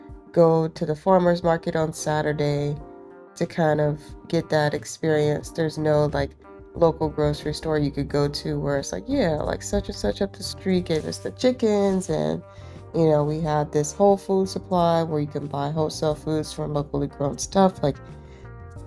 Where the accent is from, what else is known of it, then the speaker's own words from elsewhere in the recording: Phenix City, Alabama, United States; moved away as an adult; also born or lived in Birmingham, Alabama; now in Durham, United States; moving from Alabama, you know, I grew up in Phoenix City, went to school in Birmingham